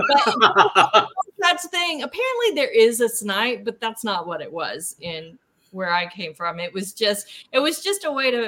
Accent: Fort Chaffee, Arkansas, United States; my hometown at Fort Chaffee

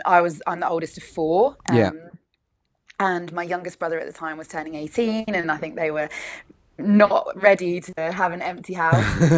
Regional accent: Kent, South East England, United Kingdom; I grew up in Kent. My family live in Kent.

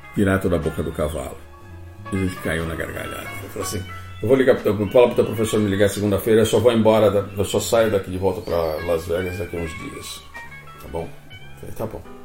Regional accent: Brazil; eu sou do Brasil Sul da América

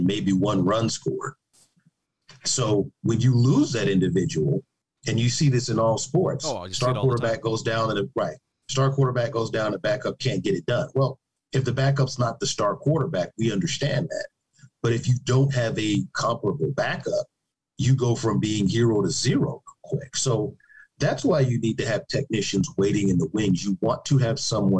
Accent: Chicago, Illinois, United States; I'm from Chicago

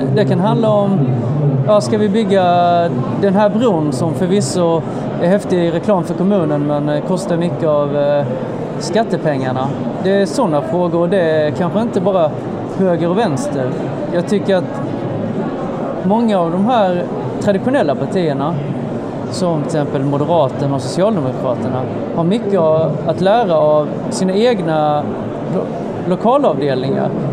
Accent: Sölvesborg, Blekinge, Sweden; moved away as an adult; now in Malmö, Sweden; jag bodde alltså en bit in i mitt vuxna liv i min hemkommun Sölvesborg

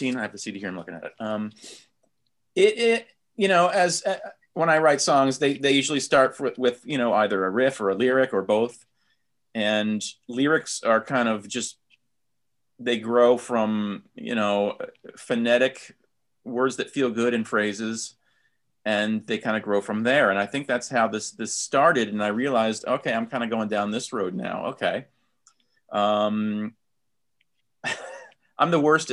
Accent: East Coast, United States; growing up, I'm from the East Coast

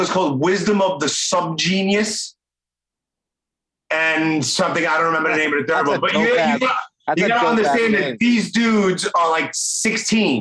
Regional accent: New York City, New York, United States; I grew up in Canarsie too.

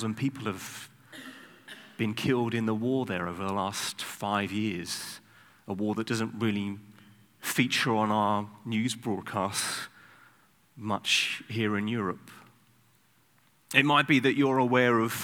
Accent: United Kingdom; I'm British

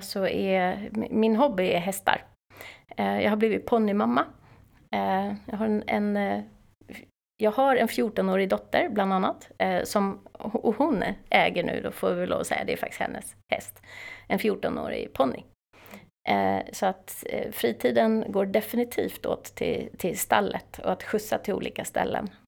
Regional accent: Täby, Stockholm County, Sweden; Jag är från Täby. Stockholmare.

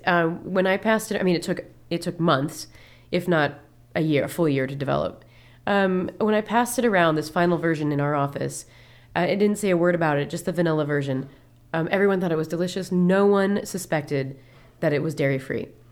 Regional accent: Peoria, Illinois, United States; moved away; also born or lived in Columbus, Ohio; I'm originally from Peoria, Illinois, which is truly the Midwest.

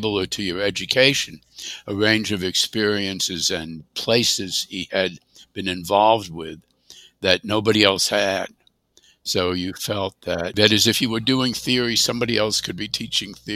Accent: New York City, New York, United States; also born or lived in Washington, D.C.; I grew up partly in Washington, D.C., and partly in New York City. I went to high school in New York City, and I was born in New York, so I feel definitely a New Yorker.

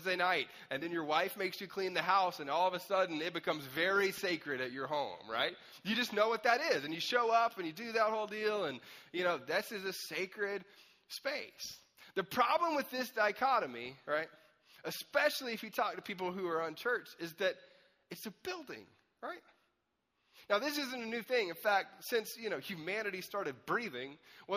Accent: Anderson, South Carolina, United States; I grew up in Anderson, South Carolina for a long time, which is like deep south

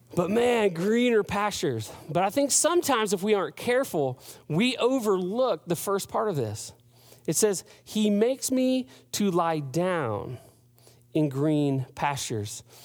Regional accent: United States; as an American, as a, a, a guy who's grown up in the Western, uh, hemisphere

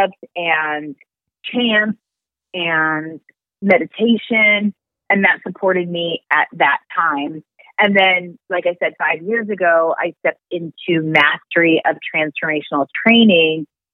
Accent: Raytown, Missouri, United States; moved away as an adult; also born or lived in Los Angeles; I'm from Raytown, Missouri. I didn't get that education in my upbringing.

